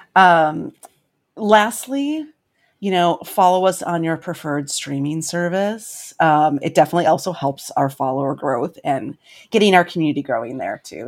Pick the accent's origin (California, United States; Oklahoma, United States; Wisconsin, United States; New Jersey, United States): Wisconsin, United States; I'm from Wisconsin